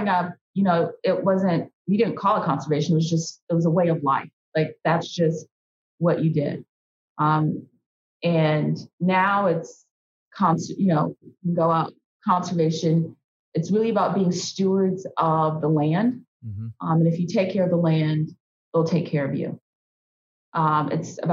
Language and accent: English; Indianapolis, Indiana, United States; I'm born and raised in Indianapolis. So I'm a city girl, but my family hails from rural Mississippi